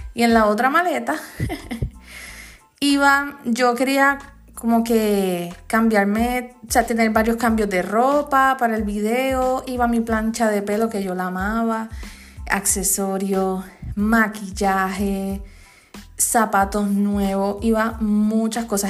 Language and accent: Spanish; Comerío, Puerto Rico; en mi pueblo, en Comerío